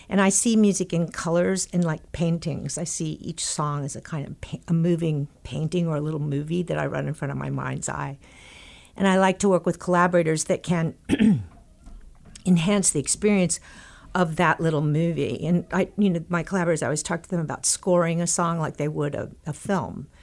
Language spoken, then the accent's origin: English; Texas, United States; when I was growing up in Texas